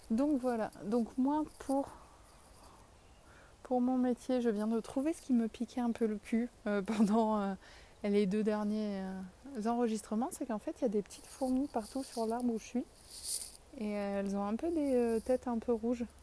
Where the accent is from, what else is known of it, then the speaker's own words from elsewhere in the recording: south of France, France; accent: southern French; je perds un peu mon accent quand je parle. Mais, et que je sais que je suis écrit, qu'on m'entend parce que du coup je suis timide. Mais j'ai quand même bien l'accent du sud.